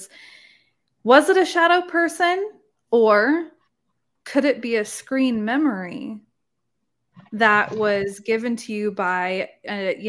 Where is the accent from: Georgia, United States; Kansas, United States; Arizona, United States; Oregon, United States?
Oregon, United States; moved away as an adult; now in Texas, United States; I was in Oregon, beautiful Pacific Northwest, that's where I grew up.